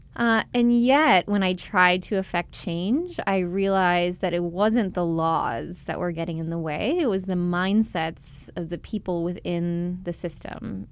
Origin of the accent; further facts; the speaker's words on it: Chicago, Illinois, United States; moved away as an adult; also born or lived in Philadelphia, United States / Los Angeles, United States; I grew up in Chicago